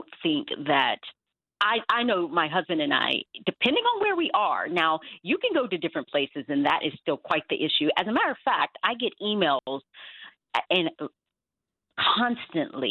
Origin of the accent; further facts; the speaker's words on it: the South, United States; I did grow up in the South.